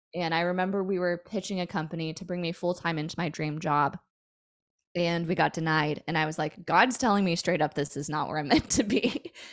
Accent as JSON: {"language": "English", "town": "Puyallup", "region": "Washington", "country": "United States", "tie": "born or raised there", "said": "I grew up in a town slash city called Puyallup, Washington"}